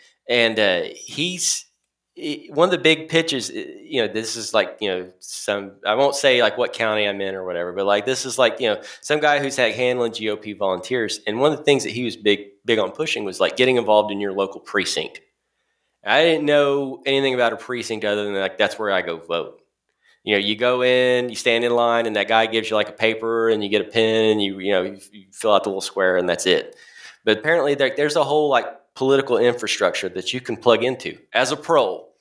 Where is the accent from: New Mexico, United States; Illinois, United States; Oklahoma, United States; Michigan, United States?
Oklahoma, United States; I'm from Oklahoma